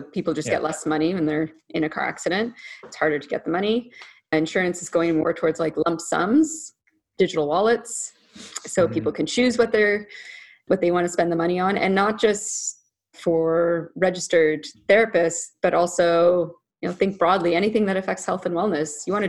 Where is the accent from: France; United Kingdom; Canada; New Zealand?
Canada; Ottawa, Ontario; also born or lived in Alexandria, Virginia, United States; I was born in Virginia. Uh-huh. Okay. Yeah. And then I grew up in Ottawa, which is Canada's capital.